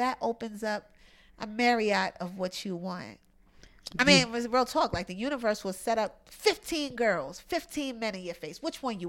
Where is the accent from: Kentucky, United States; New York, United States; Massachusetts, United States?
New York, United States; Brooklyn; I grew up in Brownsville in Brooklyn. We out here. In the hood, you know what I mean?